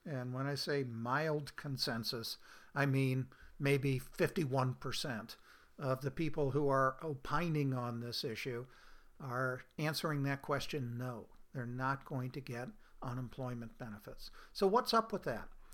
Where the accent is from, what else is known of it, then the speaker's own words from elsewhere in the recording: Oregon, United States; my home state of Oregon